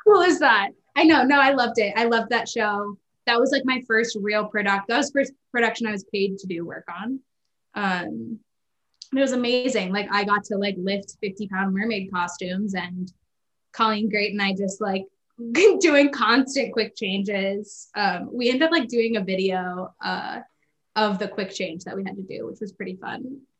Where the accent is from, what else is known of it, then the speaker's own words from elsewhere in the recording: Kansas City, Missouri, United States; also born or lived in Claremont, California; I was born in Kansas City uh, in 1994